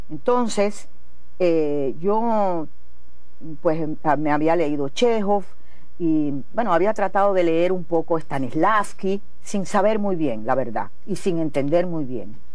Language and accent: Spanish; Las Tunas, Cuba; de las Tunas, artista, revolucionaria, cubana.